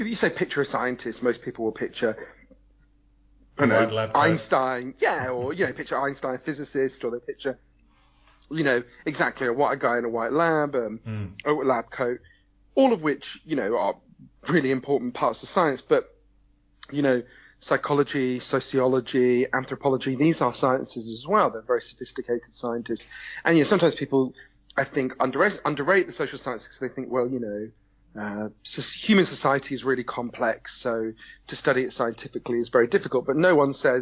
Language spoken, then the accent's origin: English; United Kingdom; I'm a British journalist